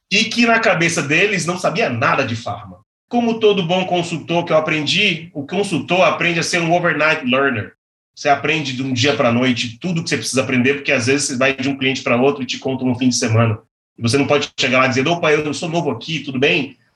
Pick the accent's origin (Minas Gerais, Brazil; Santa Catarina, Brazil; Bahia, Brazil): Bahia, Brazil; now in São Paulo, Brazil; Eu vim da Bahia, eu vim morar em São Paulo.